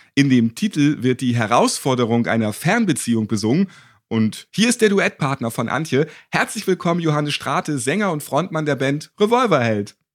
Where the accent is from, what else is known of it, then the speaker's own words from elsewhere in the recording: Hamburg, Germany; als geborener Hamburger